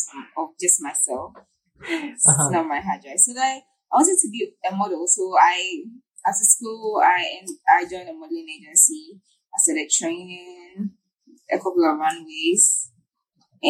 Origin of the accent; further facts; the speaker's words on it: Ghana; I'm a Ghanaian photographer.